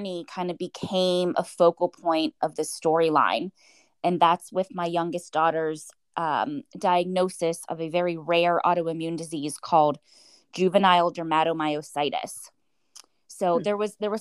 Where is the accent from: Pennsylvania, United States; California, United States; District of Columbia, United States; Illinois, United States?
Pennsylvania, United States; Pittsburgh; Growing up in Pittsburgh, I did what I thought was normal for every Pittsburgh family